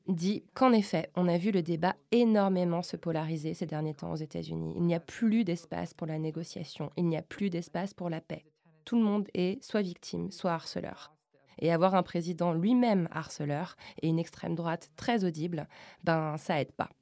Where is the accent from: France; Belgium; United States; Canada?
France; je suis française